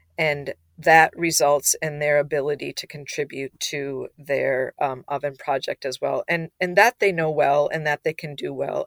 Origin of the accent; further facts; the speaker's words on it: Minnesota, United States; we're from Minnesota